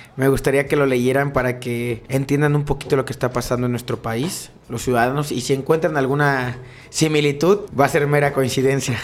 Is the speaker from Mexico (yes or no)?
yes; Corregidora, Querétaro, Mexico; Yo soy originario del pueblito Corregidora, de este bello municipio